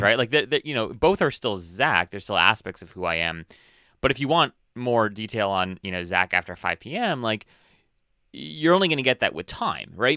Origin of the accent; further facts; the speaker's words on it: Hawaii, United States; I was born and raised in Hawaii